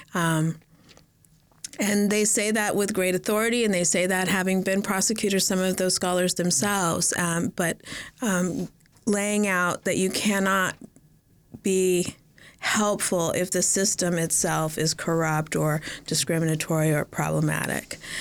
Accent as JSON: {"language": "English", "town": "Las Vegas", "region": "Nevada", "country": "United States", "tie": "born or raised there", "also_born_or_lived": "Los Angeles / California", "moved": "as an adult", "said": "I grew up in Las Vegas. I was born here in Los Angeles, and we moved to Las Vegas when I was three year o, three years old."}